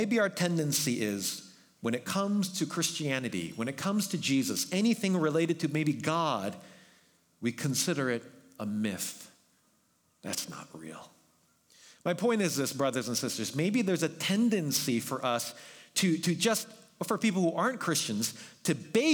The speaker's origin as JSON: {"language": "English", "region": "New York", "country": "United States", "moved": "yes", "lives_now": "Bay Area, United States", "said": "I'm from New York"}